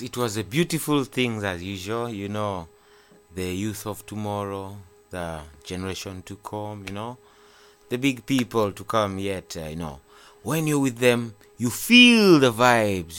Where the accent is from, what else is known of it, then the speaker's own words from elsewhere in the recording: Kampala, Central Region, Uganda; I'm raised uh, in Kampala. Mm-hmm. That is uh, the uh, Makindye district.